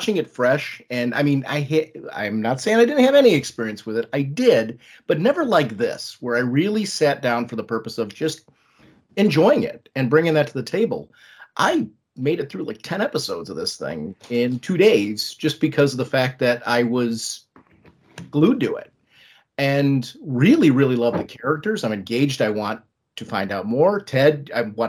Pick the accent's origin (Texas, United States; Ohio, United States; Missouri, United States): Ohio, United States; I grew up in Ohio, and in 71, I was born in 1971.